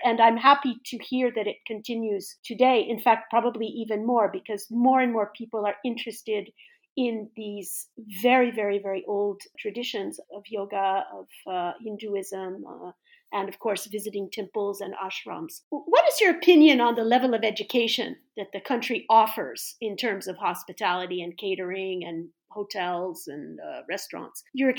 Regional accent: California, United States; moved away; I came from California. I'm from California

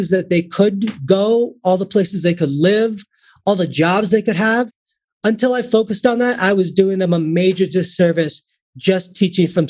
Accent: Chicago, Illinois, United States; I was born and raised in Chicago

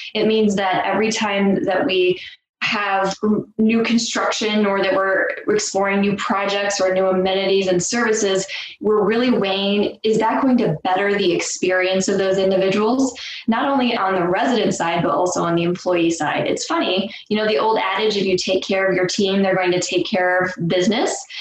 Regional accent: Nebraska, United States; moved away as an adult; I'm born and raised in Nebraska. I've lived all over the country. Uh, I've moved around and then decided that I wanted to come back to my roots

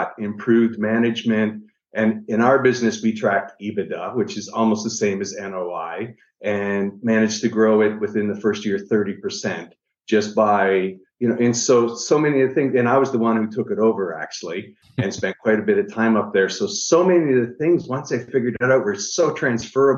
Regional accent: Niagara Falls, Ontario, Canada; I'm originally from Niagara Falls, Canada.

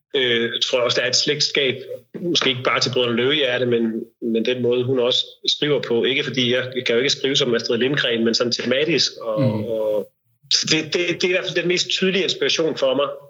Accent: Denmark; vi andre kan få som danskere

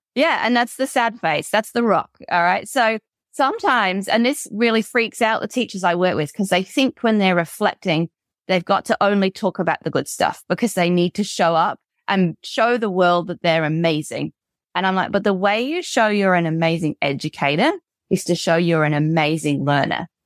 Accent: United Kingdom; moved away as an adult; now in Australia; I'm British, right? And I moved here 12 years ago to Australia

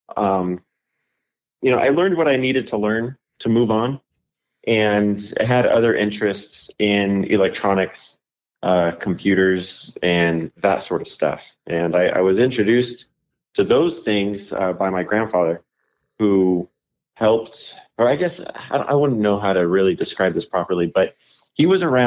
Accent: Inland Empire near Ontario, California, United States; from my hometown all the way down to the Ontario Mills Mall.

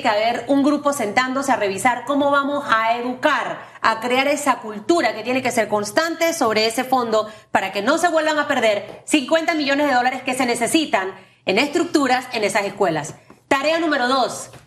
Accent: Panama; siendo una panameña responsable

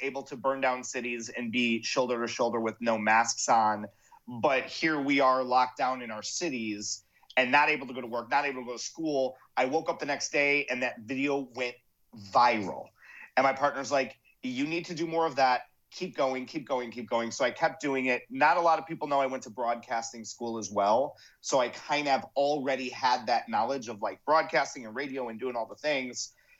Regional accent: Illinois, United States; And I grew up about 45 minutes from the city.

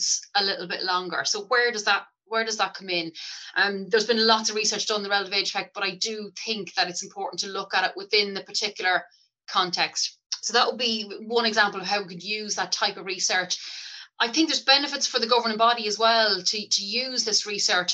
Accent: Cooley Peninsula, County Louth, Ireland; also born or lived in Dundalk; I grew up in Blurgan Football Club up in the Cooley Peninsula

